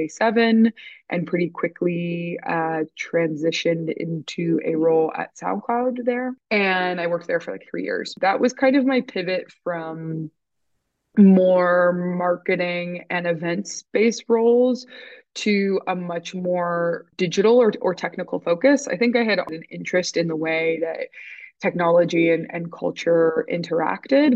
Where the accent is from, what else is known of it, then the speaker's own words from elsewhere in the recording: Toronto, Ontario, Canada; moved away as an adult; also born or lived in London; I was born and raised in Toronto too.